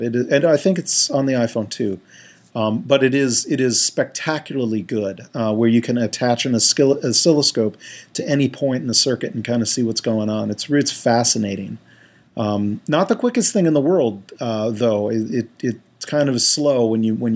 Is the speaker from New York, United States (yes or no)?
yes; Stony Brook, New York, United States; we lived across the street when I was growing up from State University of New York at Stony Brook